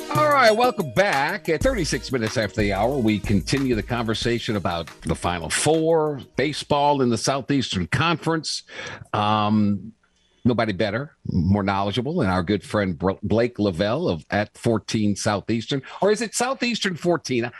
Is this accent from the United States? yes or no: yes; New Orleans, Louisiana, United States; my hometown of New Orleans